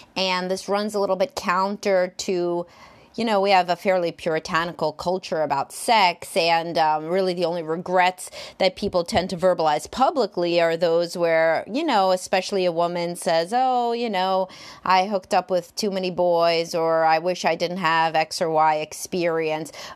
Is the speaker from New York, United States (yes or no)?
yes; New York City, New York, United States; I grew up in Brooklyn